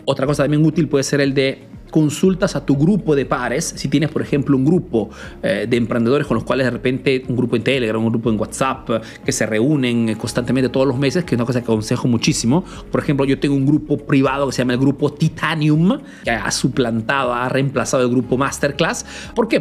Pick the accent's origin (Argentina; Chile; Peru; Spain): Peru; now in Italy; soy un emprendedor peruano que vive ese negocio en Italia, en Europa principalmente